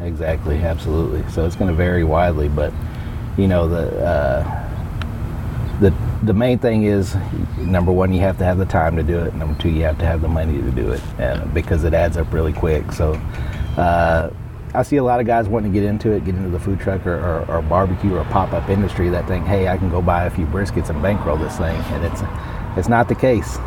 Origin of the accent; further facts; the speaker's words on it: Austin, Texas, United States; I was originally from West Texas and then grew up in Austin